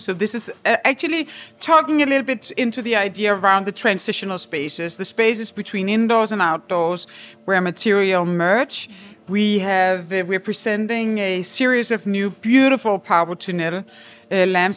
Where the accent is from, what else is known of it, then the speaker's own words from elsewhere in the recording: Copenhagen, Capital Region of Denmark, Denmark; We are quite fortunate when we come from the Nordic countries and from Denmark in particular, Copenhagen